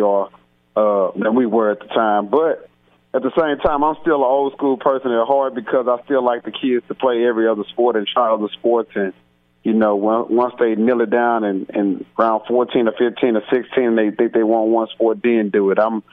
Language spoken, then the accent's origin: English; Houston, Texas, United States; I'm from Houston